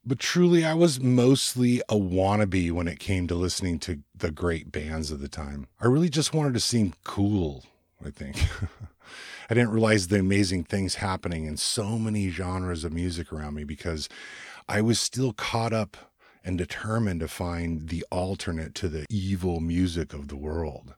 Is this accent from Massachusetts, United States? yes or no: no; Ventura, California, United States; I was born and raised in Southern California in the United States, just above Los Angeles in a little beach town. It's called San Buenaventura, or Ventura for short